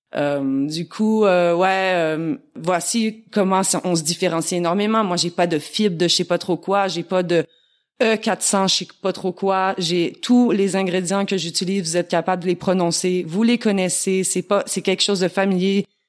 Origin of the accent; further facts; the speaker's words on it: Quebec, Canada; accent: petit accent chantant; moved away as an adult; now in France; je suis québécoise.